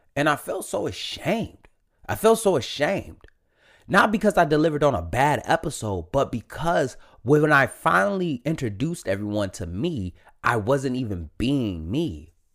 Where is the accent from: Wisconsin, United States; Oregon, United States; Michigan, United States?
Michigan, United States; Detroit; born and raised in Detroit, Michigan, born and raised